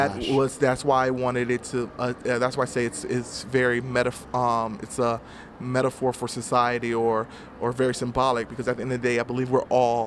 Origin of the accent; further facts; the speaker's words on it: Atlanta, Georgia, United States; also born or lived in Dallas, Texas; now in California, United States; I moved to California from Atlanta. I was born in Dallas, Texas, but I moved around a lot growing up.